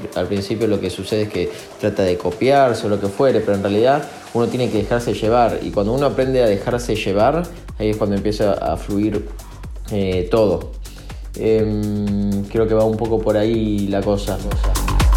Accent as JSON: {"language": "Spanish", "region": "Buenos Aires", "country": "Argentina", "said": "Soy de Villa Devoto y soy DJ productor"}